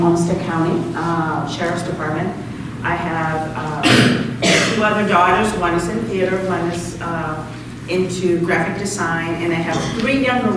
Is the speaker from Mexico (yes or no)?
yes; Mazatlán, Sinaloa, Mexico; now in Rochester, United States; I'm from Mazatlan, which is 2 hours south of Culiacan